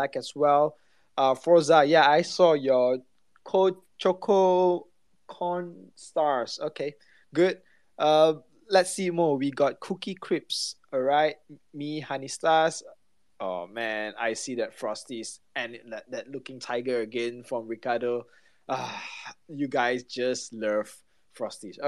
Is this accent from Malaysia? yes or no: yes; Malaysia; me and Maeve itself, we come from Malaysia